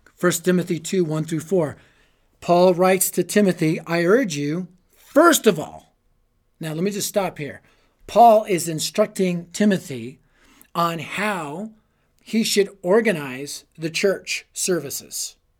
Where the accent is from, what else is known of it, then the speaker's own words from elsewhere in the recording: Denver, Colorado, United States; I was raised in Denver